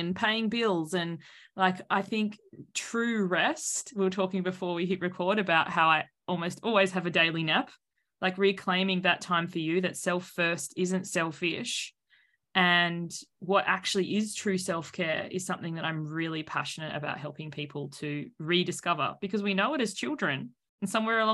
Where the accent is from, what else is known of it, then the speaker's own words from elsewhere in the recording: Sydney, New South Wales, Australia; I'm from Sydney.